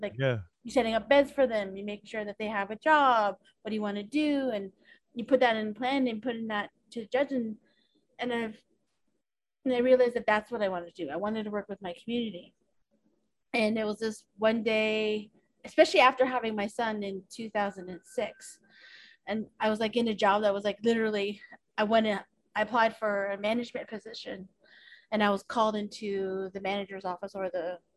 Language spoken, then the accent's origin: English; Toronto, Ontario, Canada; She was involved in the arts, Indigenous art scene here in Toronto. And just seeing, growing up